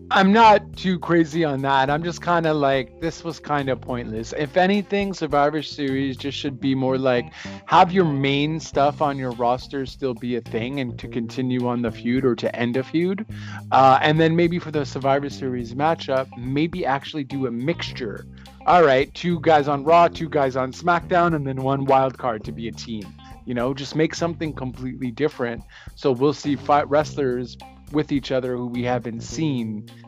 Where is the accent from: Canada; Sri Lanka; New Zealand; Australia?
Canada; I'm Canadian